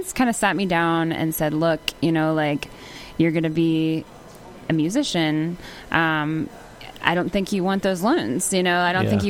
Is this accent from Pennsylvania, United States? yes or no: yes; Pennsylvania, United States; born or raised there; now in Nashville, United States